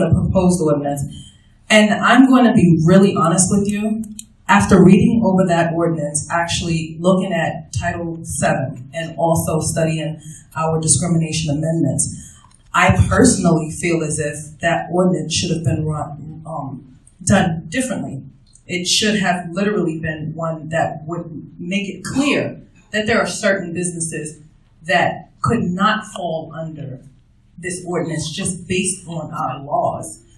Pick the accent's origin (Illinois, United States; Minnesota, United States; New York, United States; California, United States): New York, United States; New York City; moved away as an adult; now in Fairbanks, United States; I grew up in New York City in a foster home